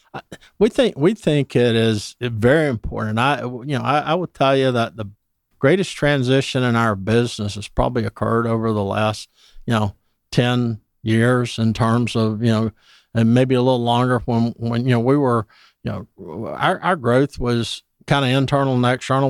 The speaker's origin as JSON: {"language": "English", "town": "Dublin", "region": "Georgia", "country": "United States", "moved": "as an adult", "lives_now": "Atlanta, United States", "said": "I'm from Dublin, Georgia originally"}